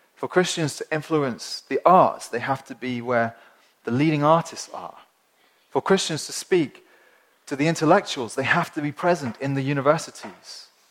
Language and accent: English; Winchester, South East England, United Kingdom; I come from Winchester, which is a small, small city in the, in the south of England